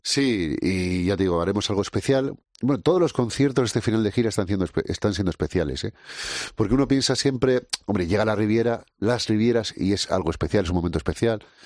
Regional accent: Canary Islands, Spain; now in Basque Country, Spain

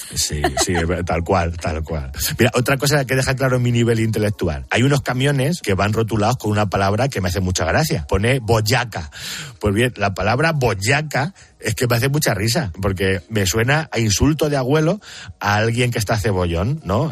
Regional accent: Picón, Castilla-La Mancha, Spain; yo estoy en en Picón, mi pueblo tiene 690 habitantes

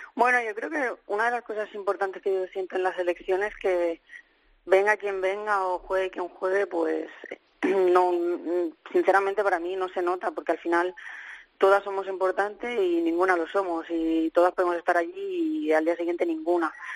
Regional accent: Spain; also born or lived in England; jugadora española

